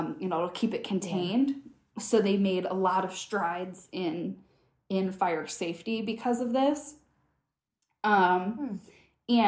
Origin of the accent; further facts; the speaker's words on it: Michigan, United States; I'm from Michigan.